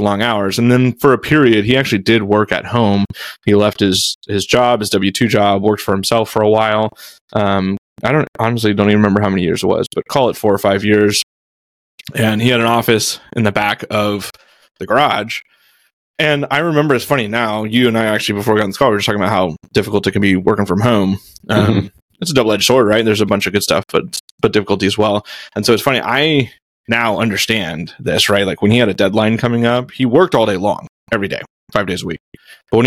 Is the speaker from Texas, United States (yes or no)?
yes; Houston, Texas, United States; I grew up in Houston, so I am the oldest of three kids